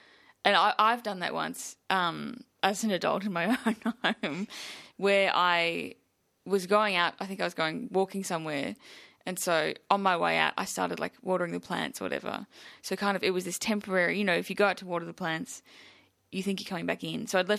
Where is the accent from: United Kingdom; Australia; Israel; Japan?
Australia; Melbourne, Victoria; I grew up in Melbourne